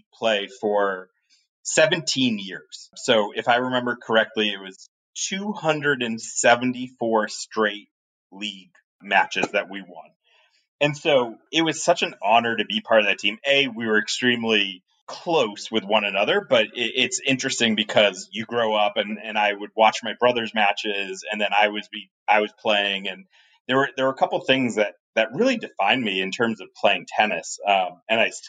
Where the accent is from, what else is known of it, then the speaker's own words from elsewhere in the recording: Sharon, Massachusetts, United States; I grew up outside of Massachusetts, outside of Boston, in a suburb called Sharon, Massachusetts